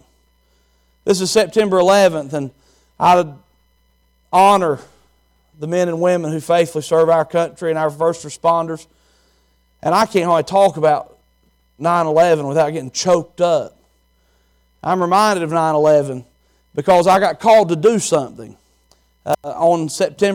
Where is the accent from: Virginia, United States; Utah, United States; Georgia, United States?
Virginia, United States; Chilhowie; moved away; I'm from Chilhowee, Virginia. It's just a small town, country as they come